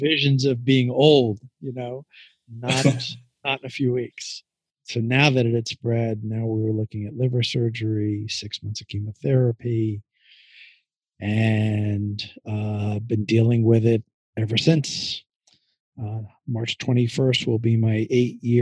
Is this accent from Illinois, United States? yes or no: no; New York, United States; moved away; I'm originally from New York